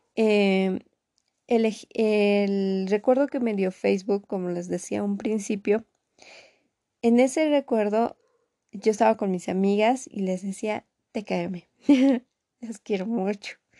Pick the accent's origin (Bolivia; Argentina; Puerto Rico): Bolivia; acá en mi país, Bolivia